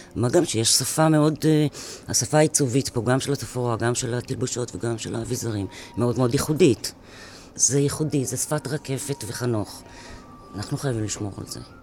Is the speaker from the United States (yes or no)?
no; France; Hebrew is a second language; moved away as an adult; now in Israel; אני באתי מצרפת